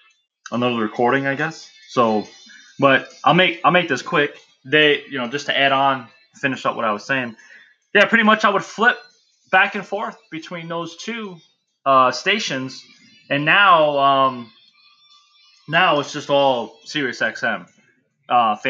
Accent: New York City, New York, United States; I grew up in the Bronx

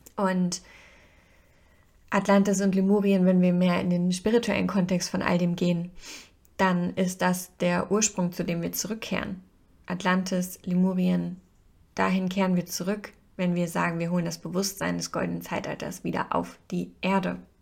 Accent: Hesse, Germany; bei uns in Hessen

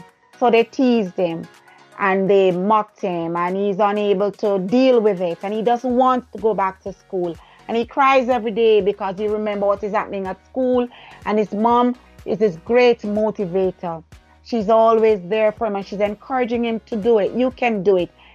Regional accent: Jamaica; moved away; I was from Jamaica

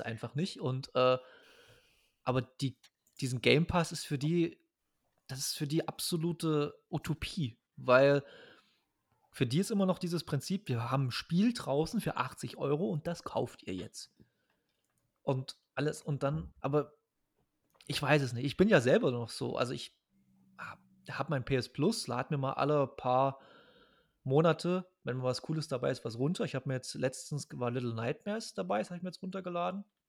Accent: East Germany, Germany; Als Ostdeutscher

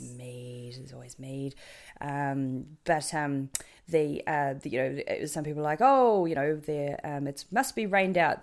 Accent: New Zealand; accent: New Zealand; my New Zealand accent's terrible

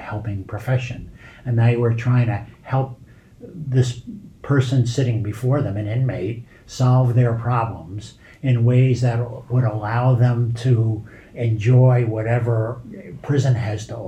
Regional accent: New York City, New York, United States; moved away; growing up in the Bronx amongst basically regular people

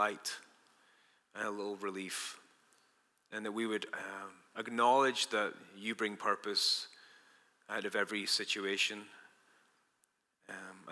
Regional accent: Dundee, Scotland, United Kingdom; moved away; We grew up together in Dundee, Scotland, me and Bob

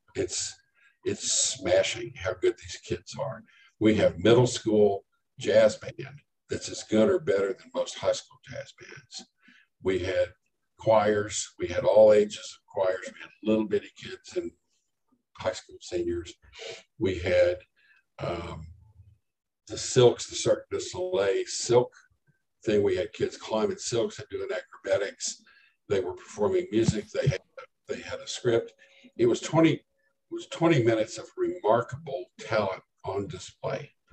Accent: Lubbock, Texas, United States; moved away as an adult; now in Denton County, United States; I grew up in Lubbock

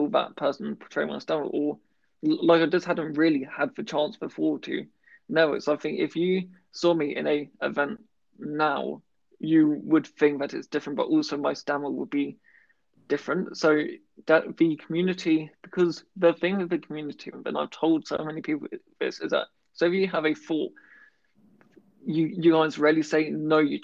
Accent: United Kingdom; being very British

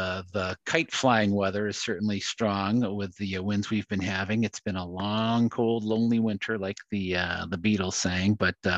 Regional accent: Wisconsin, United States; I'm from Wisconsin

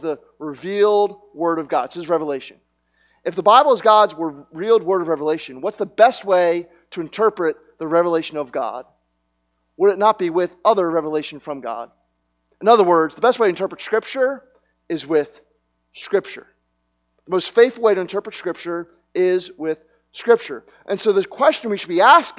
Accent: Media, Pennsylvania, United States; I was born in Media, Pennsylvania

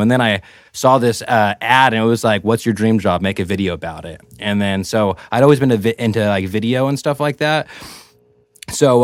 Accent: Merced, California, United States; I'm from Merced

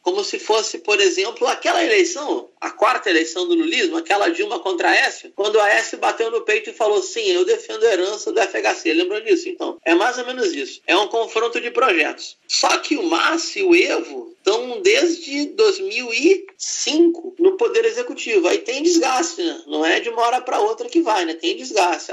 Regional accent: Rio de Janeiro, Brazil; como carioca eu digo

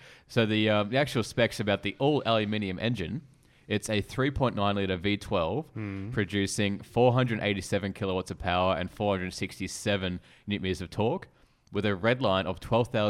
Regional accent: Australia; Which I reckon it could, being Australian and, you know...

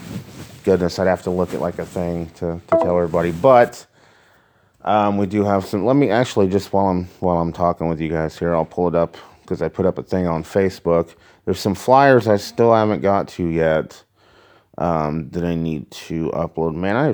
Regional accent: Mattoon, Illinois, United States; Lakeland College in Mattoon, my hometown, Mattoon, Illinois. Just a little small community college.

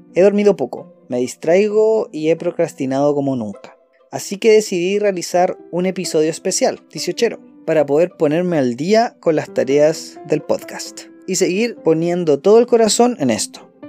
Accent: Chile; soy más chileno de lo que creía

